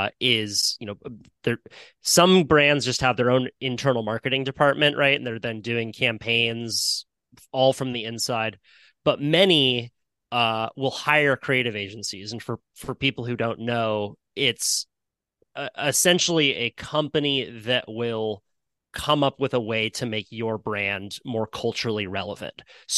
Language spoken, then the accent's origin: English; Santa Cruz, California, United States; growing up in Santa Cruz, which is a little surf community in Northern California, we have our own jargon completely